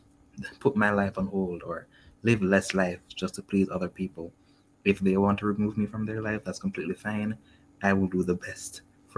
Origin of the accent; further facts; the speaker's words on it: Jamaica; I already didn't really fully identify as Jamaican